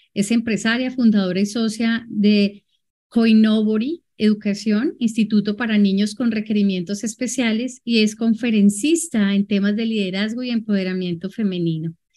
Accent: Colombia; yo soy de Colombia, vivo actualmente en la ciudad de Cali.

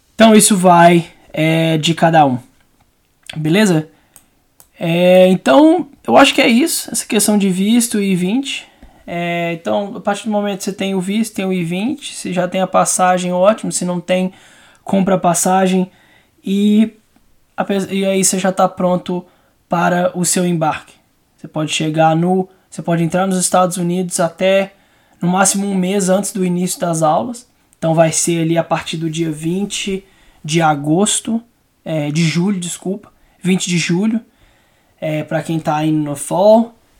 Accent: Belo Horizonte, Minas Gerais, Brazil; Eu sou de Belo Horizonte

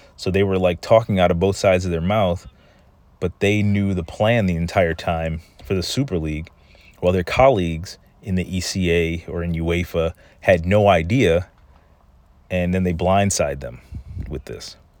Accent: United States; I'm an American

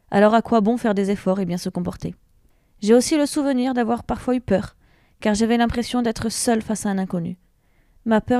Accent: Tours, Centre-Val de Loire, France; born there; j'ai 32 ans et suis maman de trois enfants. Je suis née à Tours.

